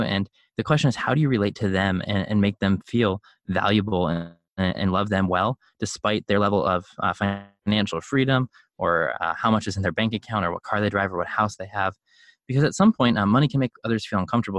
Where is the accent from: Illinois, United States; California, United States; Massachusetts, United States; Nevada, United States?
Illinois, United States; Chicago; I grew up in Chicago